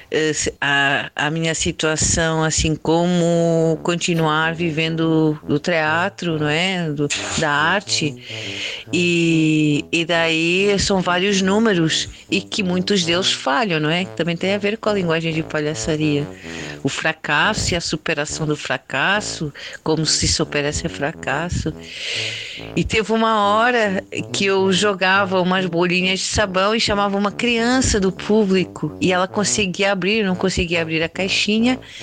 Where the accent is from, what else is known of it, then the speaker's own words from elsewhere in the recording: Lisbon, Portugal; moved away as an adult; now in Campinas, Brazil; Eu sou portuguesa, sou de Lisboa, de Portugal, e moro aqui no Brasil, mais propriamente em Barão Geraldo, em Campinas, estado de São Paulo, desde 2012